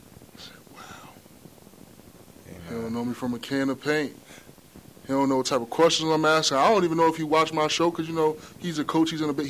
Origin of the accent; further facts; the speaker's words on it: Union, New Jersey, United States; I'm from Union.